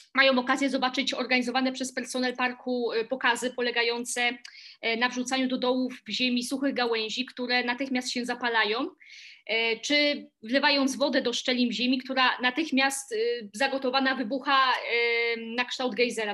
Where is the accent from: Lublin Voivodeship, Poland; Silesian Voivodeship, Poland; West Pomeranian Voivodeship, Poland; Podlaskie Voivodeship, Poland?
Silesian Voivodeship, Poland; now in Warsaw, Poland; oryginalnie pochodzę ze Śląska, natomiast obecnie mieszkam e, w Warszawie